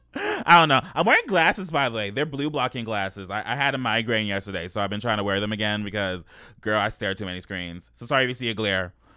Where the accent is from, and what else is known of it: Los Angeles, California, United States; born or raised there